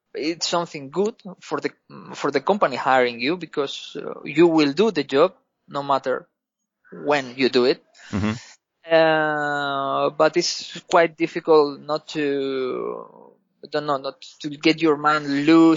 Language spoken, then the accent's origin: English; Spain; English is a second language; moved away as an adult; now in Greece; I'm from Spain. I'm living in Greece.